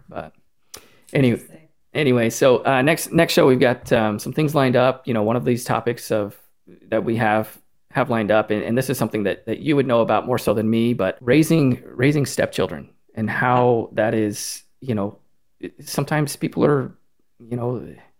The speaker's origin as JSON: {"language": "English", "town": "Killeen", "region": "Texas", "country": "United States", "tie": "born or raised there", "said": "growing up in Killeen, if you made six figures, that was like a big deal."}